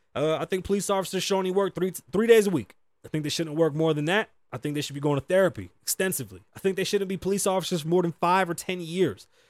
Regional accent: Las Vegas, Nevada, United States; also born or lived in New York; I'm from the east side of Las Vegas

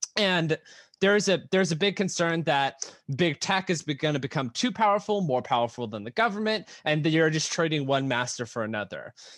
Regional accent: United States; being an American

